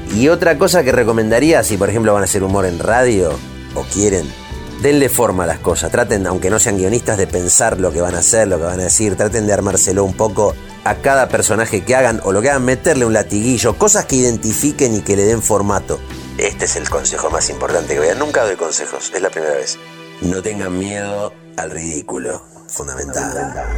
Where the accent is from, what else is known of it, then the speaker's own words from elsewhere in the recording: Argentina; me crié en los 80